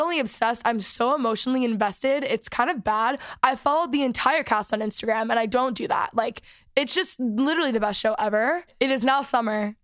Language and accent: English; Texas, United States; moved away; I am back from Texas. Last week I was home for the week